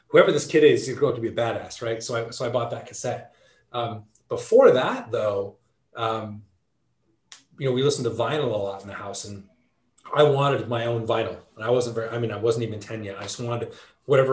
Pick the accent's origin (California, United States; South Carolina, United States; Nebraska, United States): California, United States; Southern; growing up in Southern California